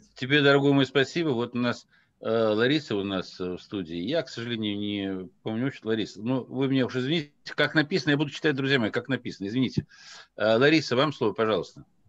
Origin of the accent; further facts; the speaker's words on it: Dagestan, Russia; я родом из Дагестана, э, высокогорный аул, э, Мишлеш